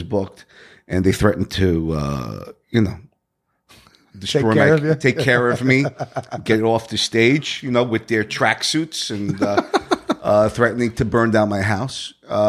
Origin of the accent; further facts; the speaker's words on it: Brooklyn, New York, United States; also born or lived in New Jersey; Well, I was born in Jersey, raised in mostly in Brooklyn.